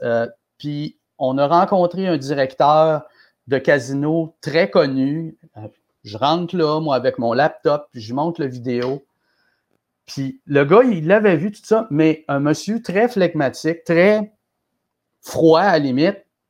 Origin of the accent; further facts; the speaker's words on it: Quebec City, Quebec, Canada; je suis de Québec, j'avais déjà produit des spectacles ici